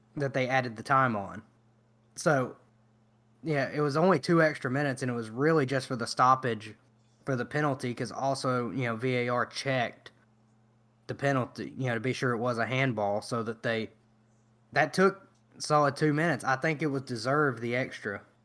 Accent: United States; as Americans

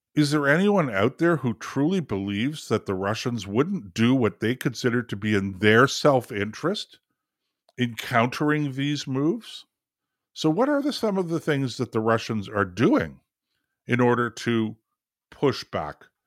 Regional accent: Canada; for us here in Canada

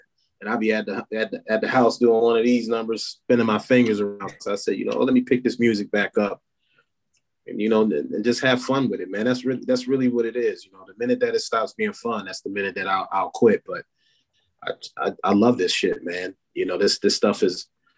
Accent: Battle Creek, Michigan, United States; also born or lived in Talladega, Alabama; I'm actually from Talladega, Alabama, but I moved from Talladega when I was like 6 months old. And I've been in Battle Creek ever since

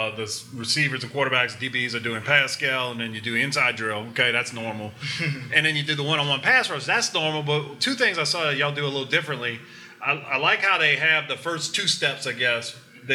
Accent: Lutcher, Louisiana, United States; also born or lived in St. Charles Parish, Louisiana; I'm from Lutcher area, but I went to St. Charles

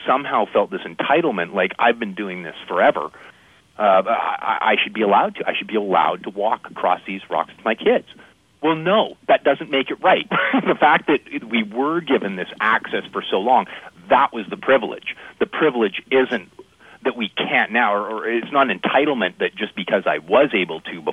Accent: Canada; I'm a Canadian as well

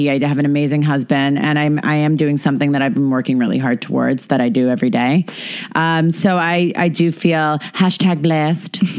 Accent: Canada; Yeah, so I'm I'm Canadian and I uh, get to host Top Chef Canada

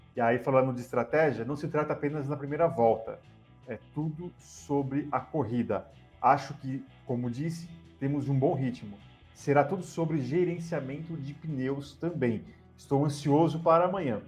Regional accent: Brazil; a gente, como somos brasileiros

